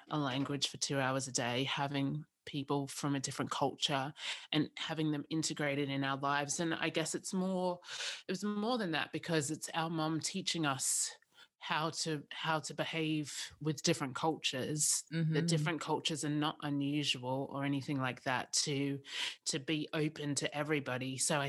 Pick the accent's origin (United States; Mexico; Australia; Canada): Australia; Sydney, New South Wales; So I grew up in Sydney, and my brother and sister were born in Sydney.